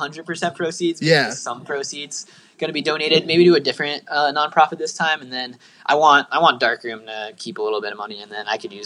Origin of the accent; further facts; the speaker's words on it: Bethlehem, Pennsylvania, United States; moved away; I was back at my hometown in Bethlehem, Pennsylvania